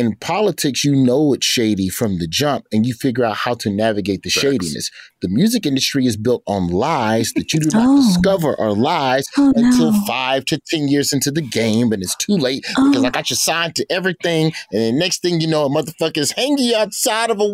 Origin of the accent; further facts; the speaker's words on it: Alabama, United States; I'm from the South. I'm from Alabama.